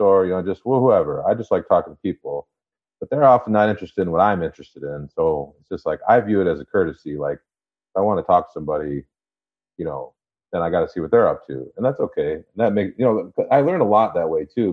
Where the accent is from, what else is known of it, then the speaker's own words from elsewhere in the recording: Traverse City, Michigan, United States; moved away; I'm from Traverse City, Michigan. So it's like Northern Michigan.